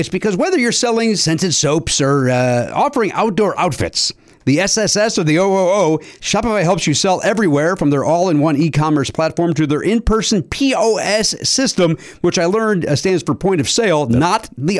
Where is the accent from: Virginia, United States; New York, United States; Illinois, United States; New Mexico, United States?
Illinois, United States; Oak Forest; I grew up in Oak Forest